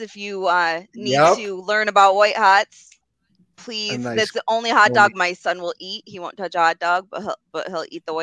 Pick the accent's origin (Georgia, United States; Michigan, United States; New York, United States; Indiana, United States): New York, United States; outside of Rochester; I grew up right outside of Rochester.